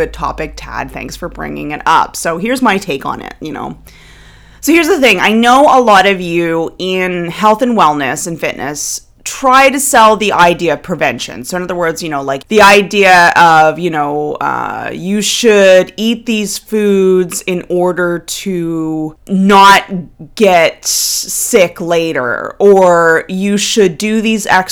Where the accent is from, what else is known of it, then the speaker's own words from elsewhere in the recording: Nova Scotia, Canada; moved away; I'm originally from the Maritimes of Canada. I'm originally from Nova Scotia.